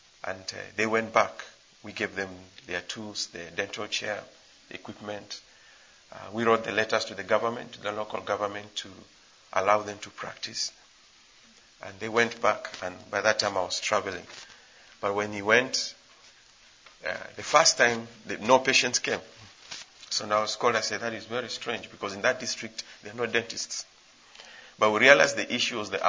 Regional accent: Kenya; moved away as an adult; now in Ghana; I'm not a Ghanaian, I'm a Kenyan working in Ghana

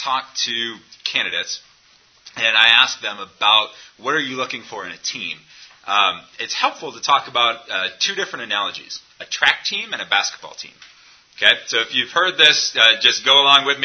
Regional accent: United States; as an American

